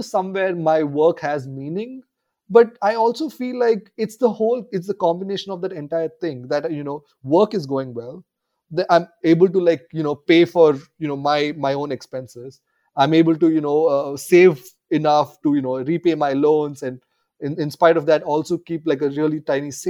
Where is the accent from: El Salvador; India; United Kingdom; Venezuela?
India; growing up in India